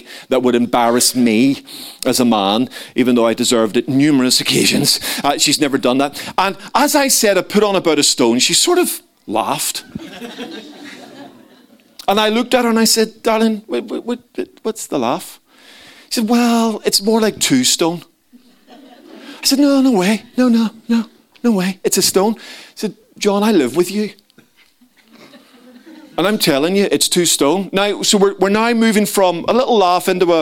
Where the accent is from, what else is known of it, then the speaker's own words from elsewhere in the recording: Belfast, Northern Ireland, United Kingdom; moved away; Growing up in Belfast